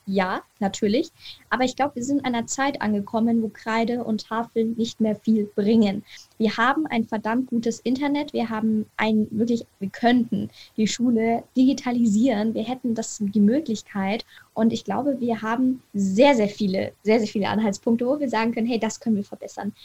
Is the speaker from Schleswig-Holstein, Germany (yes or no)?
no; Munich, Bavaria, Germany; ich komme aus München, das heißt, ich bin Munich City Girl